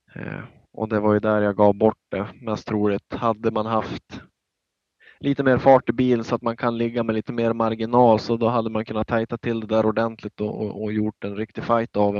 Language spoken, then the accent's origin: Swedish; Norrland, Sweden; vi är båda från Norrland